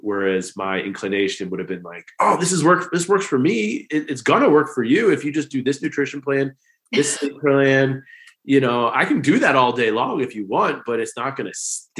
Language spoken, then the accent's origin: English; East Coast, United States; Yes, but for my fellow people, we can't forget over, because I grew up on the East Coast, we can't forget the flyover states, the Midwest.